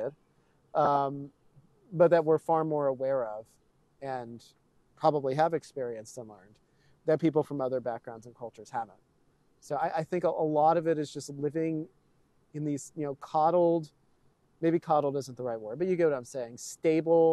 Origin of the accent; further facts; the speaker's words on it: Texas, United States; neither of my parents grew up in Texas, right? So, you know, they've moved in from elsewhere. I'm a proud Texan, but I've always lived in this sort of coddled suburban environment